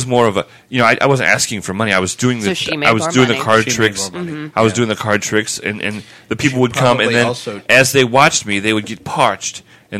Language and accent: English; Boston, Massachusetts, United States; I'm from a little little town up in Massachusetts called Boston.